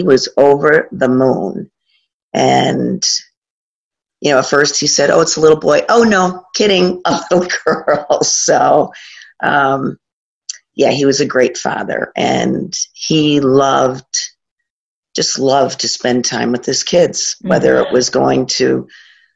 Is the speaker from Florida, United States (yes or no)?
no; Corning, New York, United States; also born or lived in Buffalo, New York; born in Buffalo, but raised down in the Southern Tier.